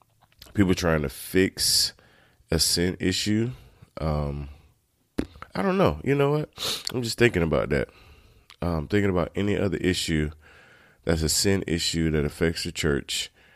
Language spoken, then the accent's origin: English; Turkey, North Carolina, United States; I grew up in Turkey, North Carolina, those that don't know.